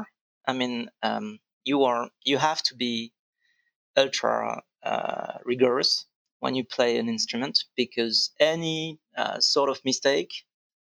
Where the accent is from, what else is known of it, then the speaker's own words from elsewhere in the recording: Vendée, Pays de la Loire, France; also born or lived in Nantes; I was born in Nantes, and I was raised later on in Vendée, which is pretty close from Nantes